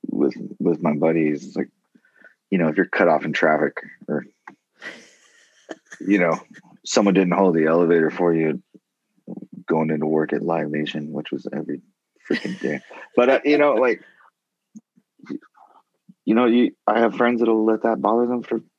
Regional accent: Ireland; No, I'm I'm definitely a, I'm Irish.

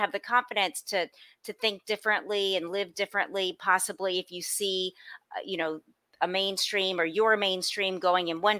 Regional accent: New Orleans, Louisiana, United States; accent: Southern; moved away; I was born and raised in New Orleans, and you never take New Orleans out the girl

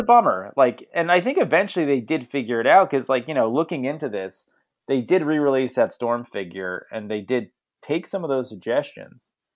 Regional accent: Bethpage, New York, United States; that's Bethpage. That's where I grew up.

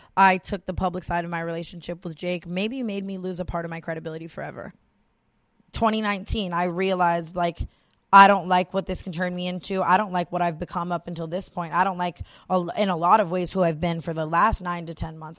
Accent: Las Vegas, Nevada, United States; I was born and raised in Las Vegas, which is a very sexualized city.

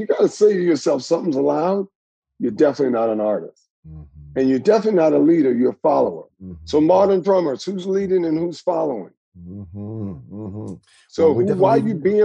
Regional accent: the South, United States; I grew up with in the South

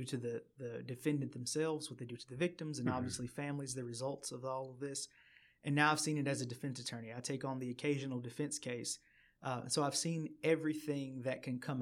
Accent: Chattanooga, Tennessee, United States; also born or lived in Maryville, Tennessee / Knoxville, Tennessee; born and raised in Chattanooga

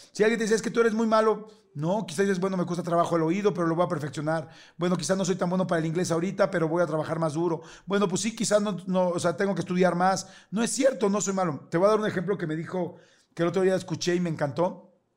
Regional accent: Mexico City, Mexico; nací eh, y crecí toda la vida, en la, primero de chiquito en la colonia Narvarte, en la Ciudad de México

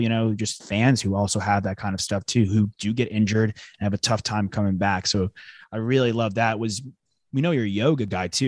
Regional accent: New York, United States; moved away; also born or lived in Texas; I'm from New York originally

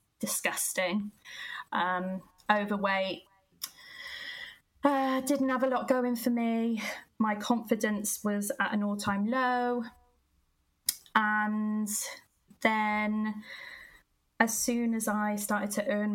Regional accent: Gloucester, South West England, United Kingdom; I am originally from Gloucester. You can probably tell by the accent

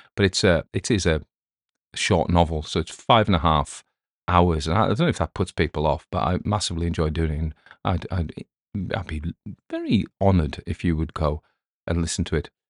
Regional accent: England, United Kingdom; accent: English; my English accent

